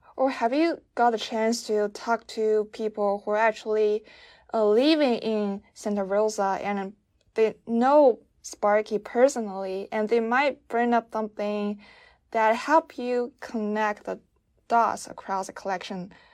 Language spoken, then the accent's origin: English; China; I'm from China